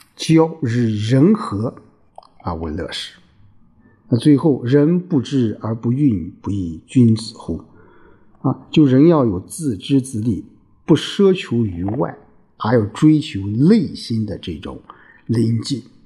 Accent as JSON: {"language": "Chinese", "country": "China", "said": "所以说，我们中国人有这种从骨子里面就有什么？有种孝悌的思想"}